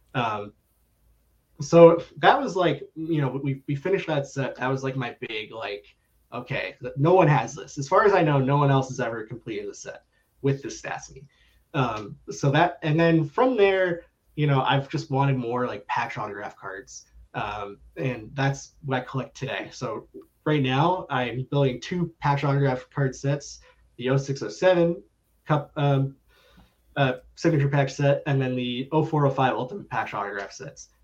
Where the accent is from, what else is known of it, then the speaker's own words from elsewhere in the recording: Coral Springs, Florida, United States; now in Chicago, United States; born in Chicago, but I actually spent most of my life in South Florida in a small city called Coral Springs